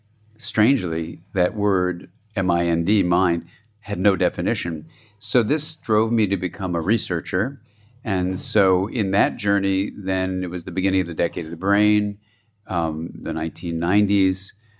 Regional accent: Los Angeles, California, United States; born there; And I was born in Los Angeles, and my parents were from New York, and so I was the first Californian born there

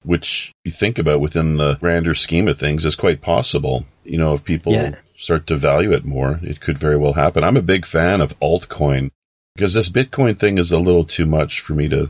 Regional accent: Canada; I'm from Canada

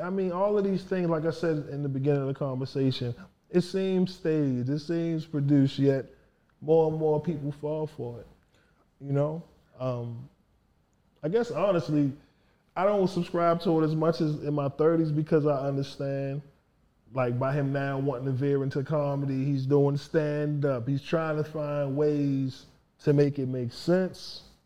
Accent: Baltimore, Maryland, United States; I'm from Baltimore

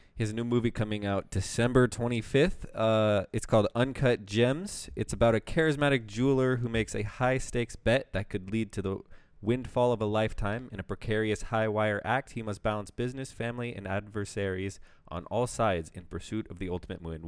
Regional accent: United States; I was born in America

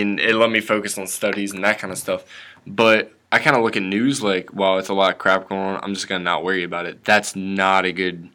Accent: northern West Virginia, United States; sheltered area. In northern West Virginia

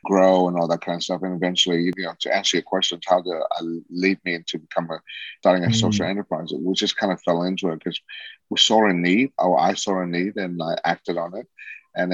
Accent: Sydney, New South Wales, Australia; moved away as an adult; also born or lived in Saigon, Vietnam / Singapore / Saudi Arabia; now in Vietnam; we finally, at the age of 8, we call Australia home. And that's where I grew up in Sydney

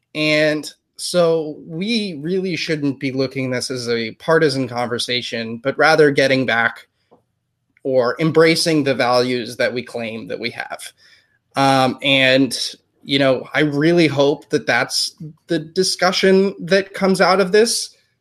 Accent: United States; we are from the United States

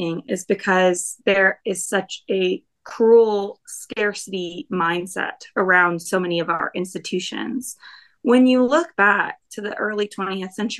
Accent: the South, United States; growing up in the South

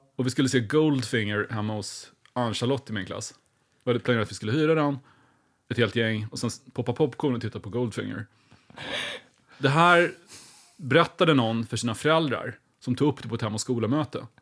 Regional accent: Linköping, Östergötland, Sweden; jag växte upp väldigt nära Kema Tobak

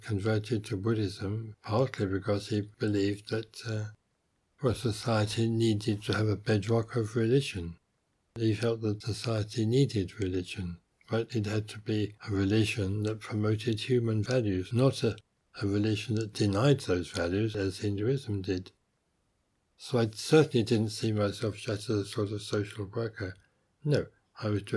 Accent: England, United Kingdom; moved away as an adult; also born or lived in India; being English by birth

